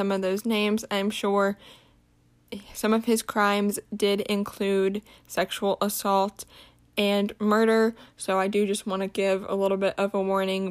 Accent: Tampa, Florida, United States; I'm also from the Tampa, Florida area.

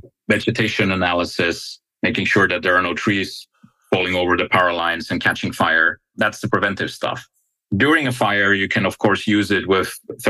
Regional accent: Finland; I come from Finland

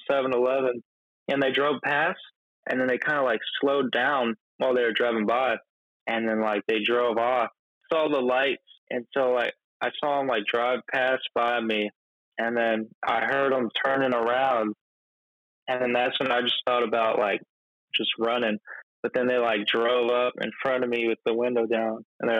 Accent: Olympia, Washington, United States; born there; also born or lived in Missouri; Yeah. Yeah. I was born in Olympia, Washington.

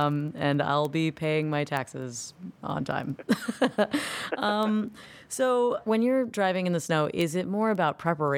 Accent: Florida, United States; I am from Florida and have no idea how to drive in winter weather.

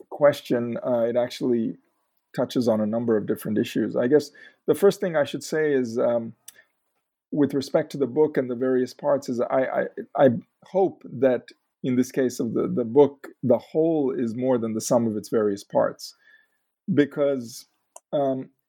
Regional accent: Mumbai, Maharashtra, India; moved away; also born or lived in Chicago, United States; So, I was uh, I was born in Chicago, but we uh, returned to India, specifically uh, Bombay. Um, it was Bombay back then. Um, when I was about two weeks old

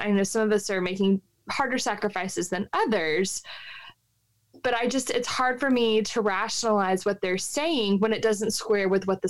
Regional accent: Texas, United States; I'm a Texan.

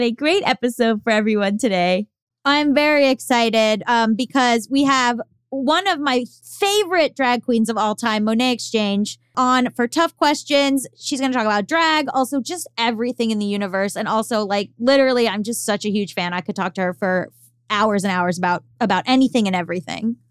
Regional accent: Florida, United States; moved away as an adult; also born or lived in Boston; I'm from Florida, and so until, for eighteen years of my life, until I went to college in Boston

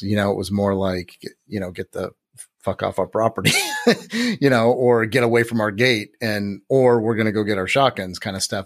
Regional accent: Santa Rosa, California, United States; I grew up in Santa Rosa

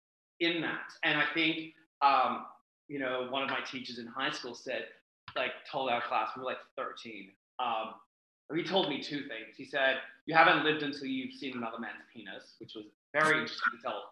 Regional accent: Australia; We didn't have like waffles or pancakes growing up in Australia.

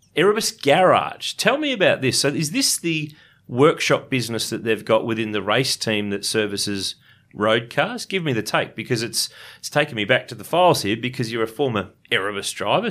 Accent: Ballarat, Victoria, Australia; Ballarat, my hometown

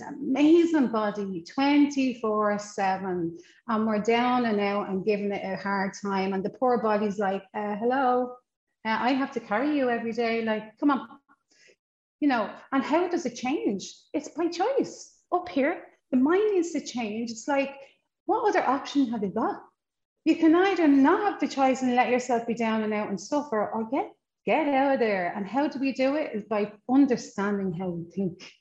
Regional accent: Ireland; accent: Irish; moved away; I come from Ireland, obviously, as you know from the accent, all the way from Ireland, and I come from a family of 8 children

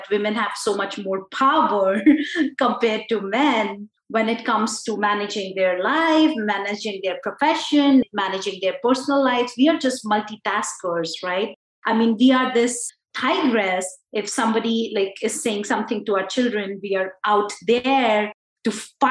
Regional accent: India; I am this Indian lady

